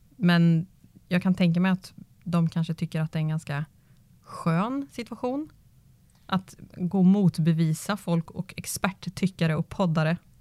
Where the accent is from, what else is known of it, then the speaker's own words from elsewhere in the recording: Karlskoga, Örebro County, Sweden; Jag är uppväxt i Nobelhallen i Karlskoga